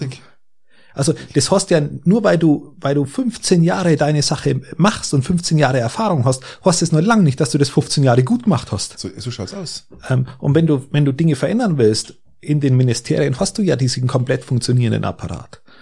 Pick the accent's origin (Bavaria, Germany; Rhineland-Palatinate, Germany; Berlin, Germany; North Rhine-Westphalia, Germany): Bavaria, Germany; Ich bin, ich bin ein Bayer und ich bin, ich bin hier aus Oberbayern und hier so im Allgäu. Da fühle ich mich verwurzelt.